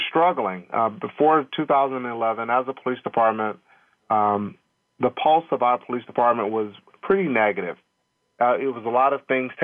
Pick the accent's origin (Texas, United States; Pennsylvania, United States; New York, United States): Texas, United States; Longview; moved away; I'm actually from Longview, Texas, which is a small East Texas town